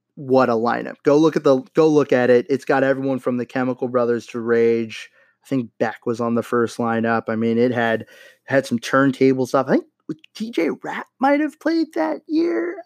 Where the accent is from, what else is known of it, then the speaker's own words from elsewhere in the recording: Los Angeles, California, United States; moved away; my hometown, stomping grounds, Los Angeles, California